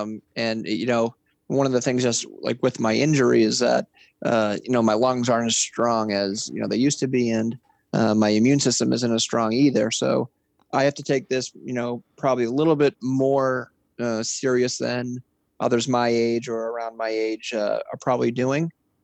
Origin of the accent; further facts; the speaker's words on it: Massachusetts, United States; Absolutely. You know, growing up, I was, you know, normal neighborhood, riding bikes, wiffle ball in the summer and spring, street hockey year round, skating on the ponds.